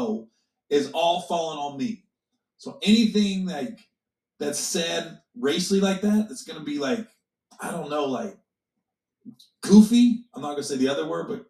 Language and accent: English; Midwest, United States; I grew up in the Midwest